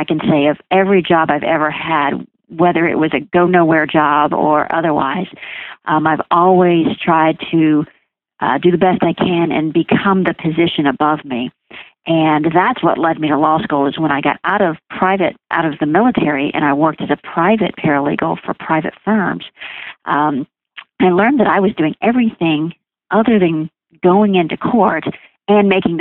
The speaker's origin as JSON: {"language": "English", "town": "Houston", "region": "Texas", "country": "United States", "tie": "born or raised there", "also_born_or_lived": "Nebraska", "moved": "as an adult", "lives_now": "Decatur, United States", "said": "that's where I grew up and was raised"}